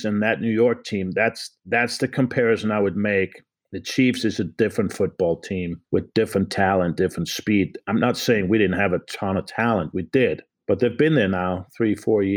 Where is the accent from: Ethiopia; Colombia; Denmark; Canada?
Denmark; Copenhagen, Capital Region of Denmark; moved away as an adult; now in United States; I'm from Copenhagen, Denmark. So I came over in 1977 as an exchange student.